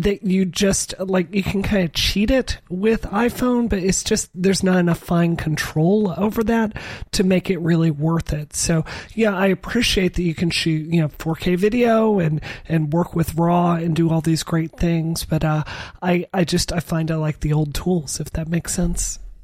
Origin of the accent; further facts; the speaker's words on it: Mississippi, United States; moved away; in the South, where I grew up in Mississippi